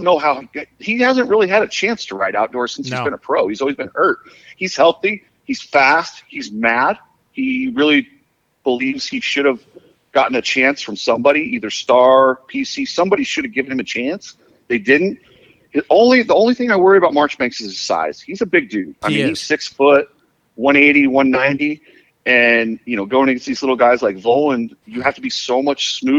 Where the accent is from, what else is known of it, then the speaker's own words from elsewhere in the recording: Utah, United States; I grew up in Utah.